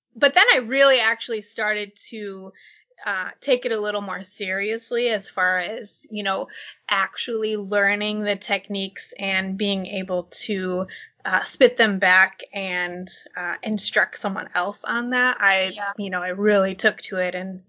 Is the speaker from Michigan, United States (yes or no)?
no; Minnesota, United States; we grew up in Minnesota.